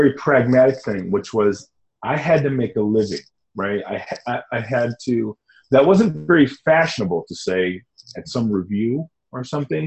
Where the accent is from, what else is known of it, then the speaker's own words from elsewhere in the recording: Michigan, United States; moved away as an adult; also born or lived in Detroit; I'm from Michigan. I was raised in Michigan, born in Detroit.